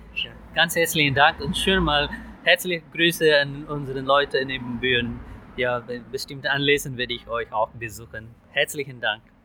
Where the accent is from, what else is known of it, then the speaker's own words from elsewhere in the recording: India; German is a second language; also born or lived in Ibbenbüren, Germany; now in Selm, Germany; Imbüren war für mich als Inder die zweite Heimat